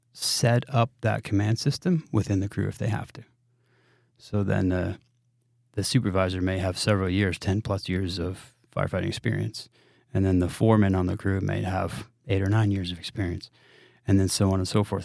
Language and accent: English; New England, United States; moved away; growing up in New England